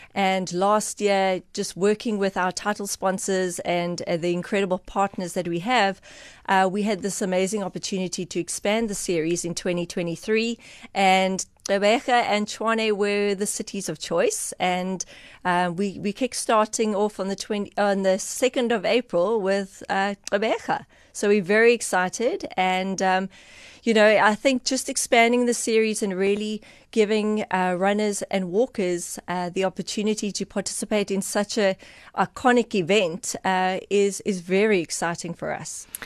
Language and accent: English; Eastern Cape, South Africa; I am from the Eastern Cape